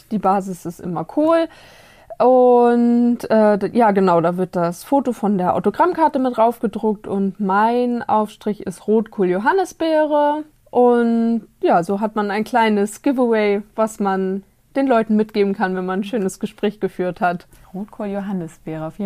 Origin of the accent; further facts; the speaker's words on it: Mecklenburg-Vorpommern, Germany; Ursprünglich komme ich von der Ostsee aus Mecklenburg. Aber hier ist es mindestens genauso schön.